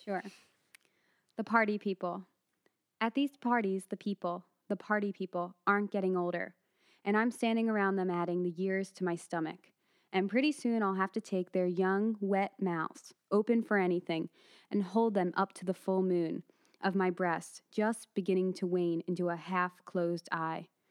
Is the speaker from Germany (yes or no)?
no; Philadelphia, Pennsylvania, United States; now in Abu Dhabi, United Arab Emirates; I'm originally from Philadelphia as well